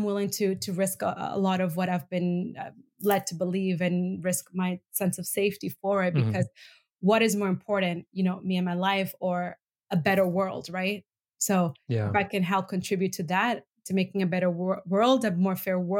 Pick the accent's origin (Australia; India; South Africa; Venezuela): Venezuela; also born or lived in Bolivia / Middle East; Because I'm originally from Venezuela and Bolivia, authoritarian regimes, grew up in the Middle East, authoritarian regimes.